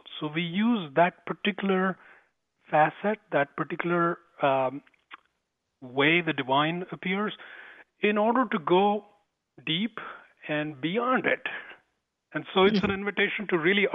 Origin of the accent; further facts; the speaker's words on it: India; accent: Indian; moved away; I was born in India, grew up there. Most of my education was in India